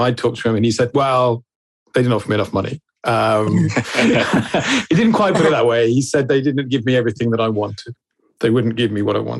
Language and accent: English; England, United Kingdom; Being English, we had to wait for the VHS release